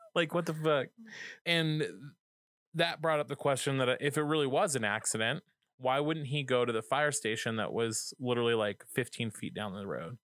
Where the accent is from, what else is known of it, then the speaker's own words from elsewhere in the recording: Colorado, United States; my home state, Colorado